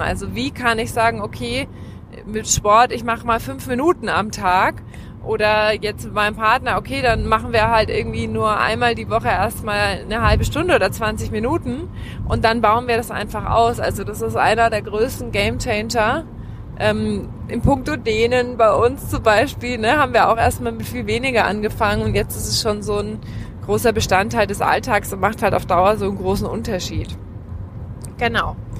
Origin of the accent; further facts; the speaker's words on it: Germany; also born or lived in Australia; ich bin Deutsche